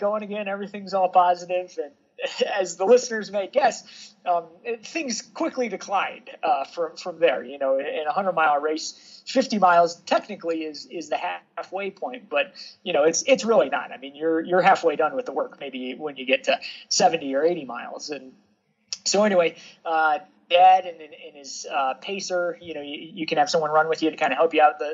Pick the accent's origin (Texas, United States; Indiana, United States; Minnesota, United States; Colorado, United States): Colorado, United States; Evergreen; I grew up here in Evergreen. It's a small town on the Front Range of the Colorado Rockies